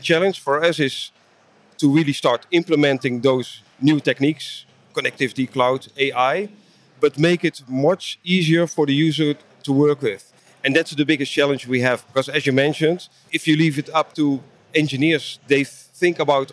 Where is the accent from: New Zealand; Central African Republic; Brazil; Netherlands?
Netherlands; I'm from the Netherlands, Europe